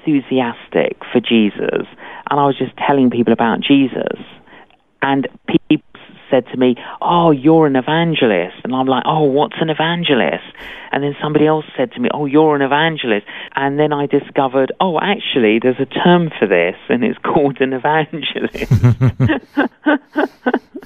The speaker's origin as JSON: {"language": "English", "region": "London", "country": "United Kingdom", "tie": "born or raised there", "said": "I'm Greek Cypriot. Both my parents were Greek Cypriot, but I grew up in London."}